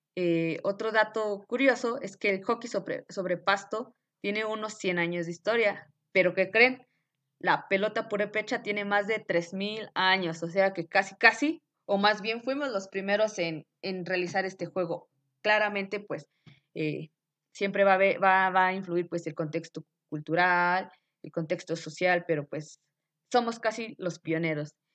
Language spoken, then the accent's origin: Spanish; Mexico; debemos de sentirnos orgullosos como mexicanos